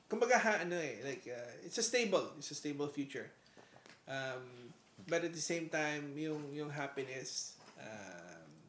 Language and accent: Tagalog; Ilocos Region, Philippines; now in Canada; sa mga Ilocano kasi I'm from Ilocos